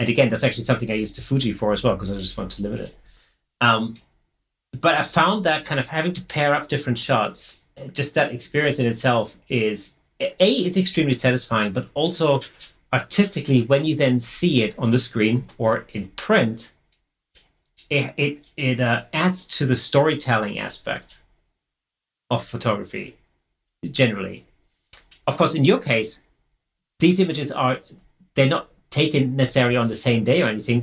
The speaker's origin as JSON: {"language": "English", "area": "near Stuttgart", "region": "Baden-Württemberg", "country": "Germany", "moved": "yes", "said": "I'm originally from Germany"}